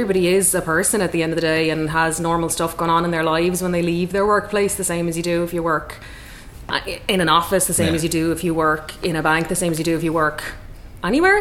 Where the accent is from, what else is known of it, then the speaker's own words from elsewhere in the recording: Waterford, Munster, Ireland; growing up in Waterford, when our dad was general manager of Red Kettle